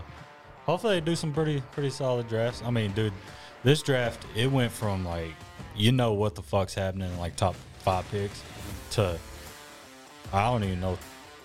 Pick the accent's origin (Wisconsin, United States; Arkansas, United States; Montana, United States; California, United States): Arkansas, United States; I'm from Arkansas.